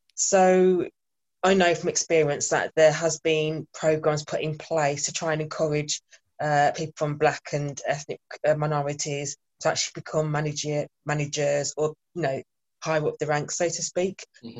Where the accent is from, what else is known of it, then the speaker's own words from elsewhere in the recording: Birmingham, West Midlands, United Kingdom; moved away as an adult; now in Bristol, United Kingdom; born and bred in Birmingham, but recently moved to Bristol almost two years ago